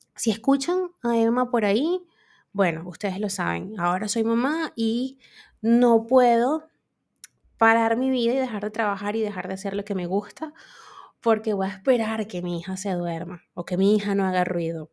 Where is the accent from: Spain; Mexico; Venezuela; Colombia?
Venezuela; yo actualmente vivo en Venezuela